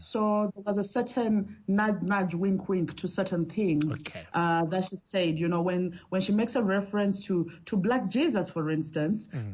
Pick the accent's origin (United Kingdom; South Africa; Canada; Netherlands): South Africa; I'm South African